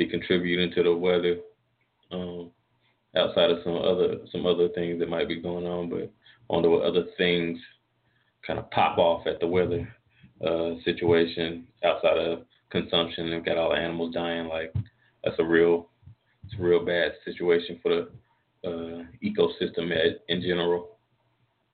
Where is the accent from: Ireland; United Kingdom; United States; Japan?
United States; North Carolina; I'm from North Carolina where if we get snow, especially where I'm at, we don't really do much in that.